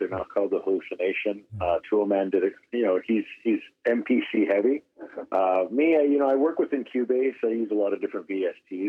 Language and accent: English; Edmonton, Alberta, Canada; now in Ontario, Canada; my hometown